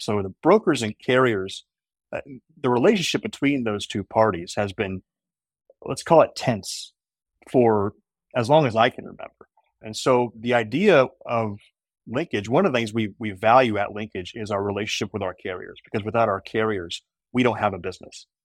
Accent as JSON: {"language": "English", "town": "Indianapolis", "region": "Indiana", "country": "United States", "tie": "born or raised there", "said": "I grew up in Indianapolis"}